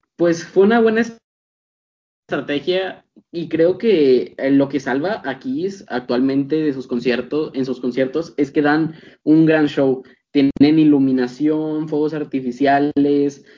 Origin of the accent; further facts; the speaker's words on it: Mexico; aquí en mi país, al menos aquí en México